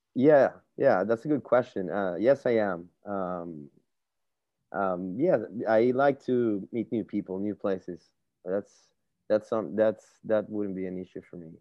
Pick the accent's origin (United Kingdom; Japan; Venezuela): Venezuela; Margarita Island, Nueva Esparta; moved away as an adult; also born or lived in Caracas, Venezuela; I'm from Venezuela, Caracas, Venezuela uh, specifically an island called Margarita.